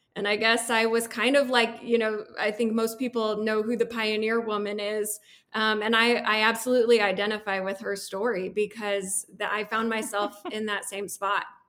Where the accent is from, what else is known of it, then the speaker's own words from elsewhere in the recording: Peoria, Illinois, United States; moved away as an adult; also born or lived in San Antonio, Texas; now in Grand Junction, United States; I make my life here in Grand Junction, Colorado, although I was born and raised in Peoria, Illinois